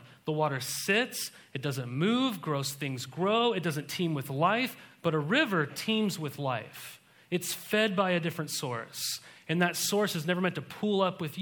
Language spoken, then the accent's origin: English; Montana, United States; I was raised in Montana